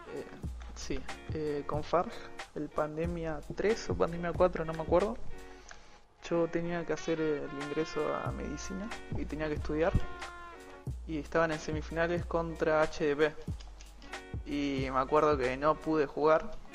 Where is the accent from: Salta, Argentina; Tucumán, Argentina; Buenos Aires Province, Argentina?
Buenos Aires Province, Argentina; Zárate; tengo 18 años y soy de zona norte, Zárate